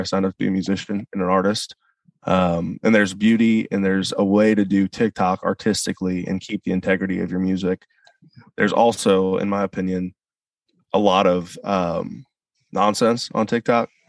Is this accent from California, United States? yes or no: no; St. Louis, Missouri, United States; moved away; also born or lived in Nashville; I grew up in St. Louis